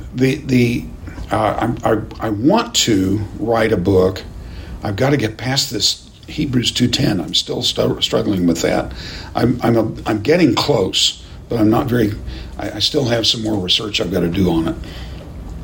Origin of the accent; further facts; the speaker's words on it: United States; as American Christians